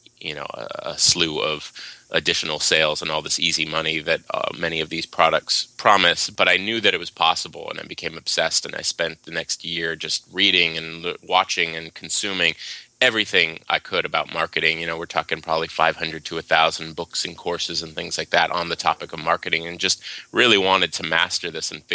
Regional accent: Waimanalo, Hawaii, United States; moved away; also born or lived in Seattle / Los Angeles; I was born and raised in Hawaii, a little town called Waimanalo on the island of Oahu

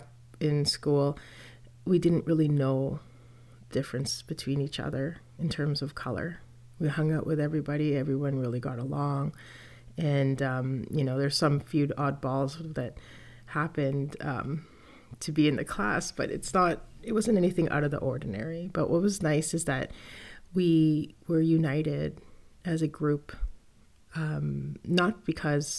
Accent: Toronto, Ontario, Canada; I was born and raised in Toronto, Canada

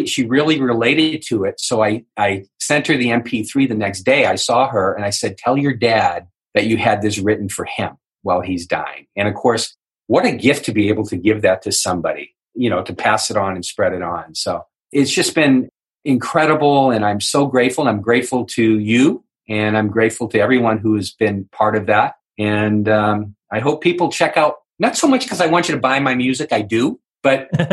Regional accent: New England, United States; I'm from New England

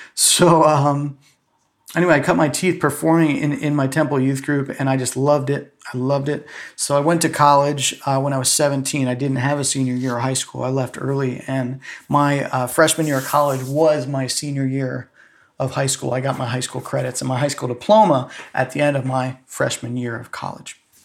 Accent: Safety Harbor, Florida, United States; moved away as an adult; also born or lived in Atlanta / New York; I grew up in Florida, in Clearwater, Florida, uh, really in a small town there, actually, called Safety Harbor

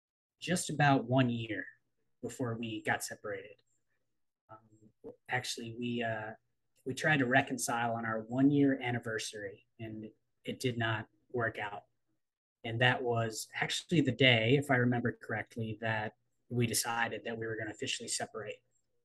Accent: Baltimore, Maryland, United States; born there; also born or lived in East Coast of the United States; I'm originally from the East Coast of the United States. I was born in Baltimore, moved around a lot as a kid as a result of my father's employment decisions, put it that way, and ended up back in Baltimore for college

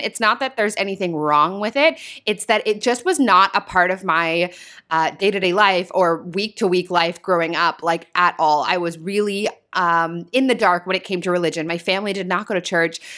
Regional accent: small town an hour north of Toronto, Ontario, Canada; I'm from Toronto, as many of you guys know, and I actually grew up in a small town about an hour north of the city here

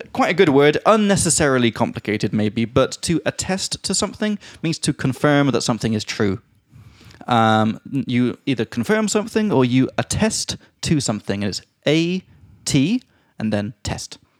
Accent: England, United Kingdom; now in Prague, Czech Republic; from England.

